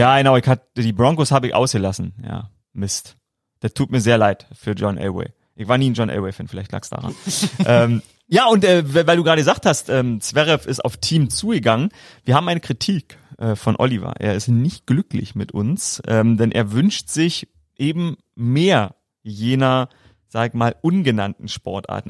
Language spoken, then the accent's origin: German; Brandenburg, Germany; als Brandenburger Jungen schon äh, auf dem Trecker